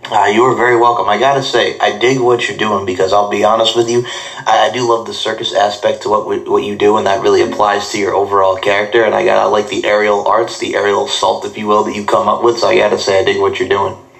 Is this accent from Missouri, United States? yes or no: no; Long Island, New York, United States; I'm a New Yorker, Long Islander.